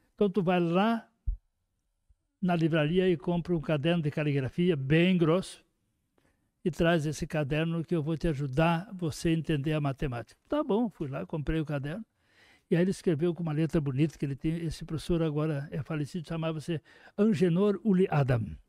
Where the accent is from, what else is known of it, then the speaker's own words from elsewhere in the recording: Horizontina, Rio Grande do Sul, Brazil; sou de Horizontina